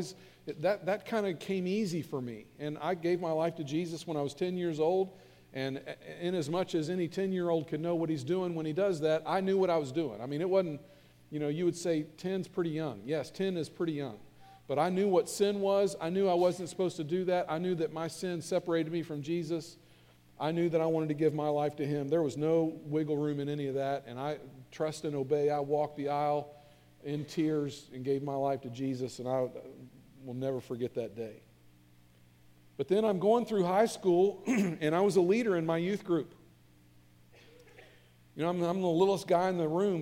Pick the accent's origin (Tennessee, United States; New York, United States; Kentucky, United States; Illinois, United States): Kentucky, United States; Northern; I grew up in Northern Kentucky in a great church